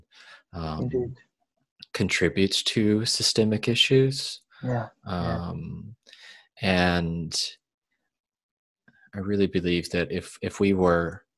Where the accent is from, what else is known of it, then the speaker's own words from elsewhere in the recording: the South, United States; growing up in the South